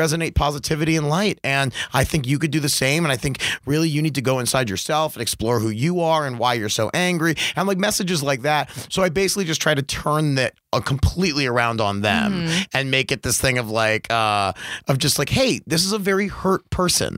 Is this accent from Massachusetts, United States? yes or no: no; Baltimore, Maryland, United States; moved away as an adult; grew up there till I was 19.